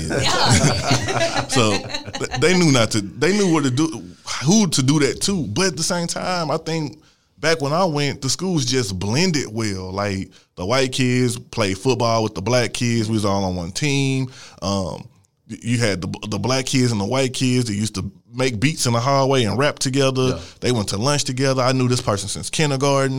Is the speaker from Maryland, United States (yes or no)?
no; St. Louis, Missouri, United States; I'm from Missouri. I went to. Uh, I was in a program in Missouri when I went to school